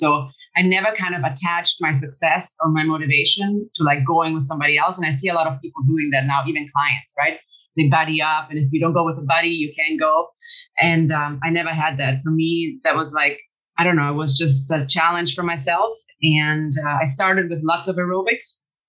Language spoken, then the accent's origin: English; Germany; now in United States; I'm originally from Germany. I'm Italian Greek. My parents both met in Germany in the 70s because the economy was just much better back then in Germany because of work. And I've moved to the United States since 98.